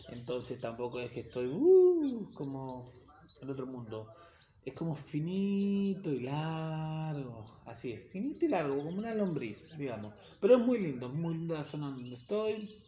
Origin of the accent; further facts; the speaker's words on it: Quilmes, Buenos Aires Province, Argentina; now in Buenos Aires, Argentina; Eh, les cuento que soy de Quilmes, zona sur, para toda la gente que conoce.